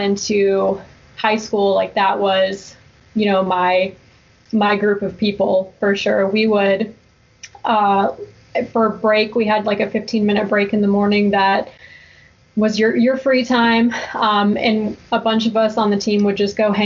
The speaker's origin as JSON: {"language": "English", "region": "Georgia", "country": "United States", "tie": "born or raised there", "also_born_or_lived": "Lafayette, Louisiana / Midwest", "said": "I've lived here the vast majority of my life, but I was born in Louisiana and then lived in a couple of Midwest states before we moved to Georgia when I was 4. So I really think of myself as being from Georgia"}